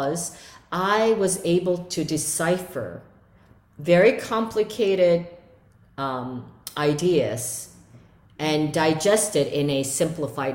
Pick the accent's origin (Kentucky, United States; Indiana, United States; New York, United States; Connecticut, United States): New York, United States; moved away as an adult; now in Verona, Italy; I have this nasty New York attitude. I can't help it. I grew up there